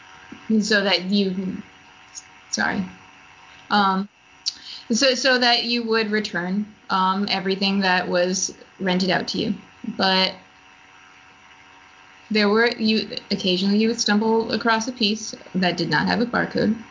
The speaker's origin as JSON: {"language": "English", "region": "Connecticut", "country": "United States", "also_born_or_lived": "Florida", "moved": "yes", "said": "I'm from Connecticut"}